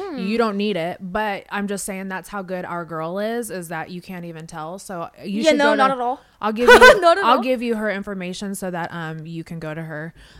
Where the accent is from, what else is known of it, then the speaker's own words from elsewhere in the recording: Las Vegas, Nevada, United States; also born or lived in Los Angeles; I grew up in Vegas. I grew up in Vegas